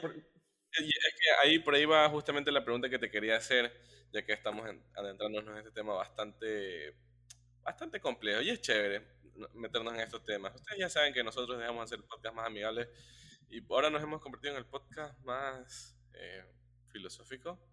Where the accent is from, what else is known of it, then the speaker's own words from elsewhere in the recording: Ecuador; como, como ecuatorianos